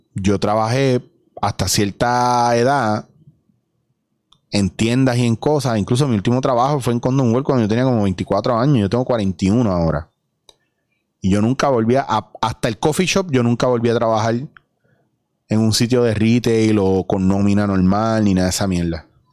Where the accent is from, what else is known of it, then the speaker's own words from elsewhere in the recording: Puerto Rico; soy puertorriqueño